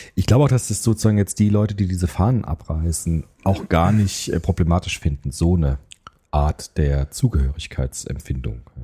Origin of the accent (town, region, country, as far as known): Germany